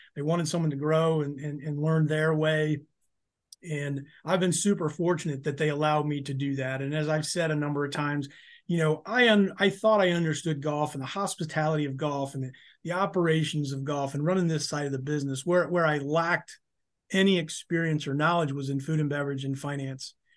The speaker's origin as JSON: {"language": "English", "town": "Jackson", "region": "Michigan", "country": "United States", "tie": "born or raised there", "moved": "as an adult", "lives_now": "Florida, United States", "said": "I grew up in Jackson, Michigan, which is west of Detroit"}